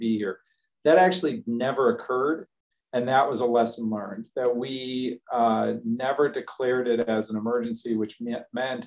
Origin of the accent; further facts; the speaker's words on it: Chicago, Illinois, United States; now in Texas, United States; I grew up in Chicago